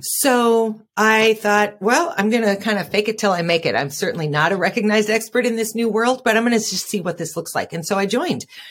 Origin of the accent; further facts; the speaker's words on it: Fargo, North Dakota, United States; I'm from Fargo, North Dakota